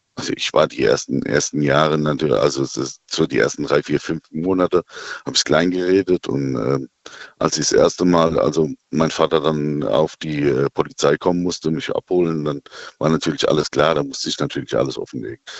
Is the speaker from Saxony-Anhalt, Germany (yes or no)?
no; Birkenau, Hesse, Germany; Ich bin aus dem Odenwald